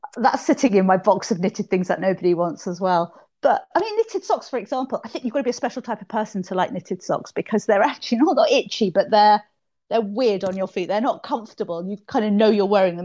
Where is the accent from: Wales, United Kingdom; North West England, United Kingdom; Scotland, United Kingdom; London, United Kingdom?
London, United Kingdom; moved away as an adult; now in Yorkshire, United Kingdom; I'm from London and I've lived up here for about thirty odd years up here in Yorkshire